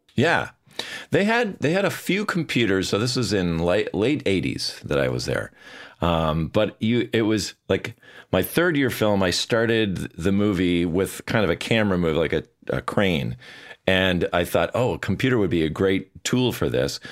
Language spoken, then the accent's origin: English; Bloomington, Minnesota, United States; also born or lived in Edina, Minnesota; I was born in Bloomington, Minnesota. Well, actually, Edina, but I grew up in Bloomington, which is, uh, you know, just south of the Twin Cities.